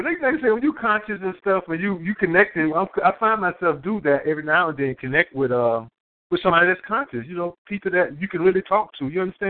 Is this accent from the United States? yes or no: yes; Florida, United States; accent: southern; now in New Jersey, United States; I'm from Florida, if you can't know my kind of southern accent. I'm from Florida, right, but I've been in New Jersey for the last, I'm scared to say, 20-something-plus years.